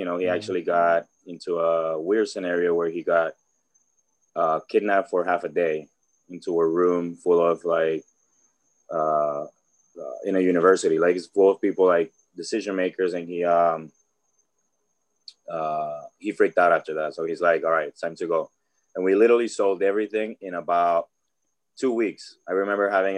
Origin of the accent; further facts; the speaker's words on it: Cali, Valle del Cauca, Colombia; moved away; also born or lived in Orlando; I was born in Cali, Colombia.